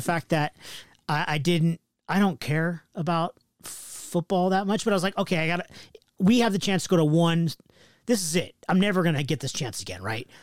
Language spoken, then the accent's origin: English; West Coast, United States; I'm from the West Coast